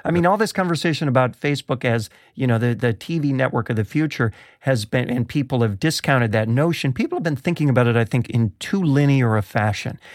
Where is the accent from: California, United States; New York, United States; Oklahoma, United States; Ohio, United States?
New York, United States; Rochester; I grew up in Rochester, New York